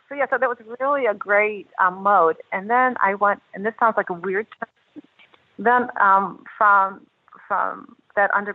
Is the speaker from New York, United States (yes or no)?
yes; Buffalo, New York, United States; I was born in Buffalo, New York